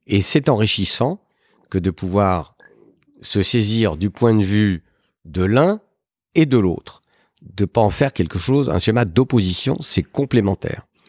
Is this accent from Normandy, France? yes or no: no; Paris, Île-de-France, France; je suis né euh, à Paris euh, il y a bien longtemps, en 1955